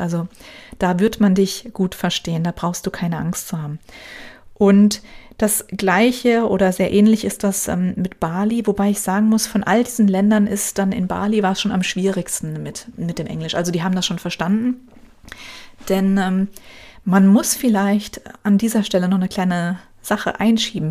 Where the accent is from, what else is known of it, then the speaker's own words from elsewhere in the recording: Germany; uns als Deutsche